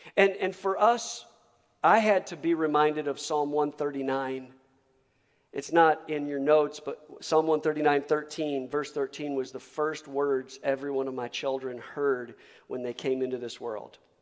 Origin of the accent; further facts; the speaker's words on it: Michigan, United States; moved away as an adult; also born or lived in Texas; I was raised in Michigan